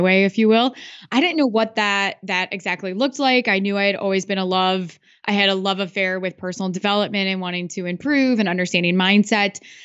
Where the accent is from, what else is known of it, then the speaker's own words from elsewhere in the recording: Iowa, United States; I'm from Iowa